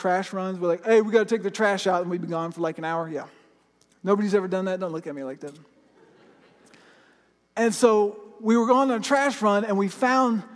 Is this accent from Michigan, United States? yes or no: no; Florida, United States; I grew up in Florida, and I live pretty close to the ocean